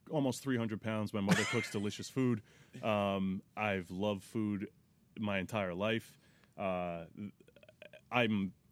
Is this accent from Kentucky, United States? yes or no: no; Monroe, New York, United States; also born or lived in Teaneck, New Jersey; I was born in Teaneck, New Jersey. I grew up in uh, Monroe, New York.